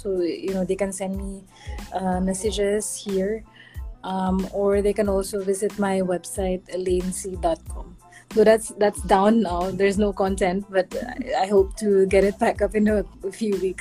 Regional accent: Philippines; I'm just from the Philippines

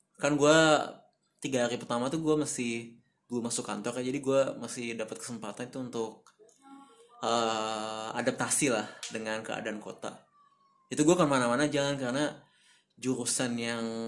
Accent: Bandung, West Java, Indonesia; moved away as an adult; also born or lived in Jakarta / Sumbawa Besar; now in Aceh, Indonesia; gue lahir di Bandung 24 tahun yang lalu

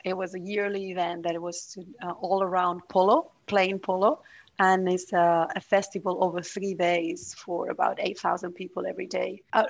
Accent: Barcelona, Catalonia, Spain; I'm from Barcelona, where I'm connecting from.

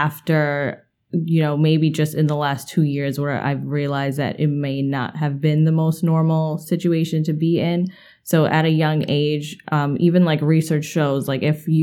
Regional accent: New York City, New York, United States; I was born and raised in Queens, literally practically lived in the same house up until tomorrow I'm moving out

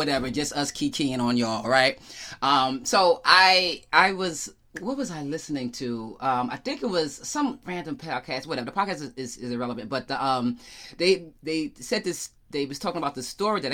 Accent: Yonkers, New York, United States; moved away; I'm from Yonkers. I grew up in Yonkers, New York

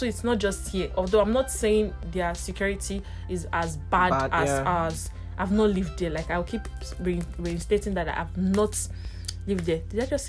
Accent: Lagos, Nigeria; moved away as an adult; You wouldn't believe that I was born and brought up in Lagos

